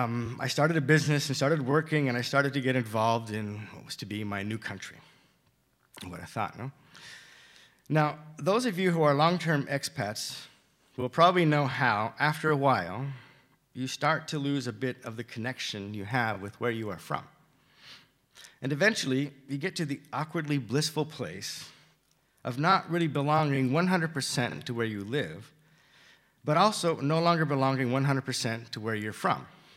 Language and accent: English; southeastern Idaho, United States; moved away as an adult; now in Barcelona, Spain; I am from Idaho.